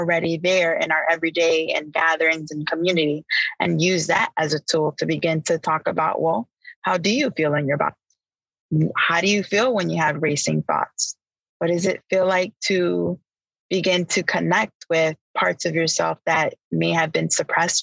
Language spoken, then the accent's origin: English; Chicago, Illinois, United States; growing up in Chicago